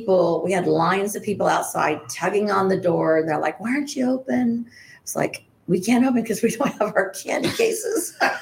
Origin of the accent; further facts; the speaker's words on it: Colorado, United States; I was familiar because I was from Colorado and they have them all over Colorado, right?